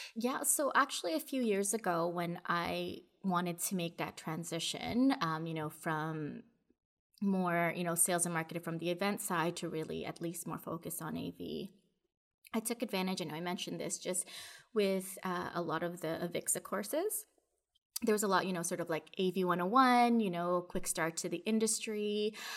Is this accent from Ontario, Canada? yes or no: yes; Toronto, Ontario, Canada; I'm from Toronto, I'm here in Canada